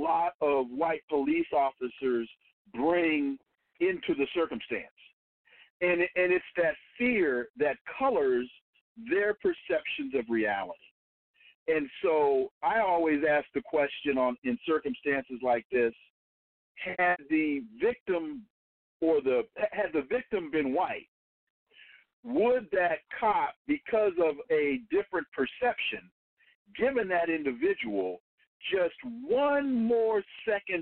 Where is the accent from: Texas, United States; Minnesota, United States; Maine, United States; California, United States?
California, United States; Sacramento; I'm from Sacramento